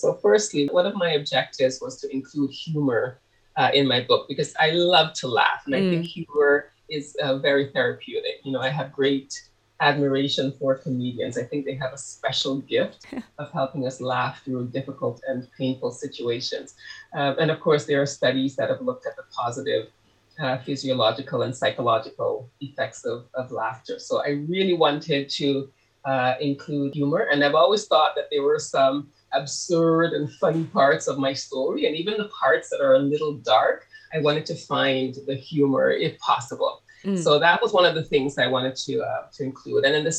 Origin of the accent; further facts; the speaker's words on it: Canada; also born or lived in Harris's, Montserrat; And I also included my experiences growing up in Canada once I immigrated there.